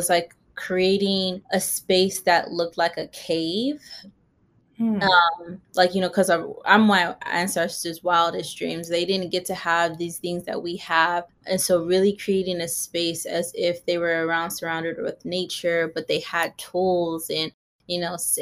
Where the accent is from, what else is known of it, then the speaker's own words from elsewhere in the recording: Pasadena, California, United States; also born or lived in Inland Empire, California; I grew up like in the Pasadena area when I was younger and went to school in the Inland Empire.